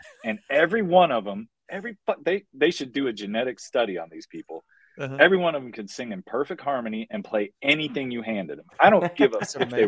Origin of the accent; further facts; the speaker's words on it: Marion, Virginia, United States; moved away; growing up in Marion, I was 30 minutes from Tennessee, 20 minutes from West Virginia, 20 minutes from North Carolina